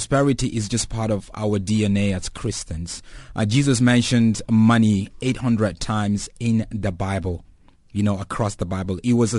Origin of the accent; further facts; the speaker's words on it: Nigeria; moved away; I'm originally Nigerian. You know, I grew up in Nigeria before I came here quite some time.